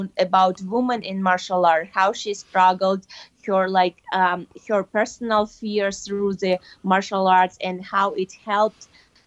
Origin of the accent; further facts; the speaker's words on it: Kyrgyzstan; moved away; my home country, in Kyrgyzstan